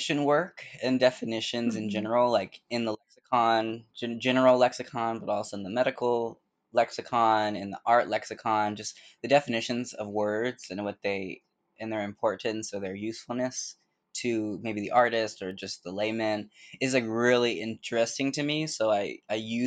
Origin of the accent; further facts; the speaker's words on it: Bay Area, California, United States; moved away as an adult; now in New York, United States; I'm originally from the Bay Area in California, and I moved here in 2009